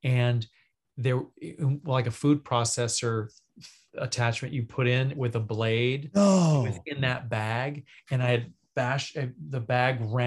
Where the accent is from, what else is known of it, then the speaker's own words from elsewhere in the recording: Caldwell, Idaho, United States; moved away; also born or lived in Virginia; I was raised in Caldwell, which is about 30 minutes out of Boise.